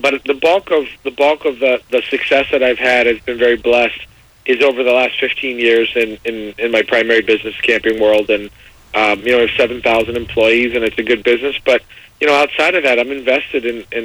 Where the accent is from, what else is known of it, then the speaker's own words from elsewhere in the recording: Miami, Florida, United States; down in Miami, which is my hometown where I'm from.